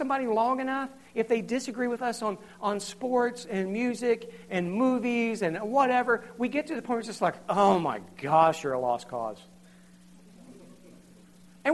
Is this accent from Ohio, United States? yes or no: yes; Southern Ohio, United States; I grew up in Southern Ohio. I live in Southern Ohio